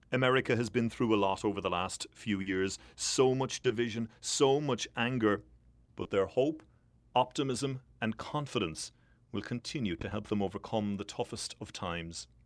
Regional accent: Ireland; moved away as an adult; now in Washington, D.C., United States; being Irish has certainly helped me when it comes to getting access to the corridors of power.

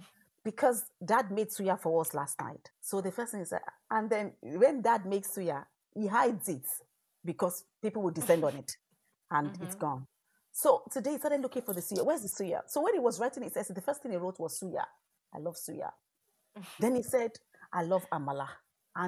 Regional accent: Ireland; born there; I am Irish by birth. I am of Nigerian stock, Nigerian heritage, African descent.

